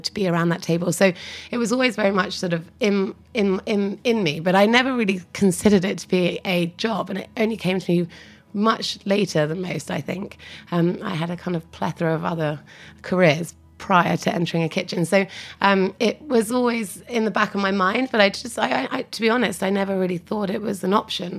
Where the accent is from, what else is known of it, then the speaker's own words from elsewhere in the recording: Essex, East of England, United Kingdom; moved away as an adult; also born or lived in London; now in New York, United States; I was born in London and grew up just outside in Essex.